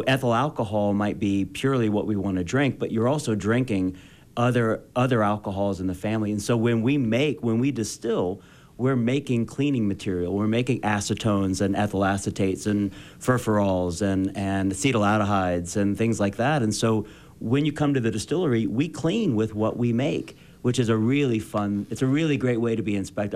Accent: Eastern Kentucky, United States; also born or lived in Boston; now in Utah, United States; I'm from Eastern Kentucky

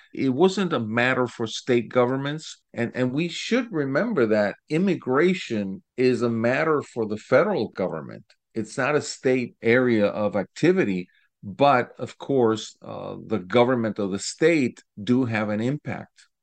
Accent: Lima, Peru; also born or lived in Cuba; now in Florida, United States; because I was born in Cuba. My family left, uh, early on during the revolution. We settled in Peru

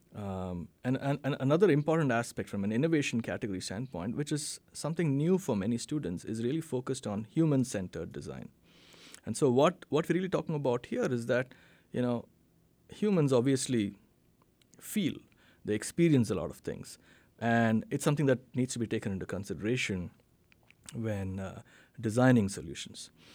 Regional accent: Bangalore, Karnataka, India; moved away as an adult; now in Fayetteville, United States; B M S College of Engineering in Bangalore, India, which is in the southern part of India, which happens to be my, be my hometown as well

